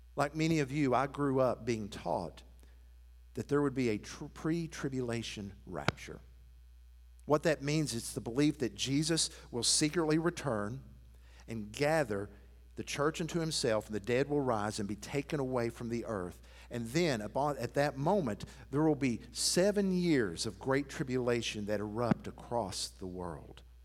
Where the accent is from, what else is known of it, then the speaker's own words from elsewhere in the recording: Athens, Tennessee, United States; moved away; my hometown of Athens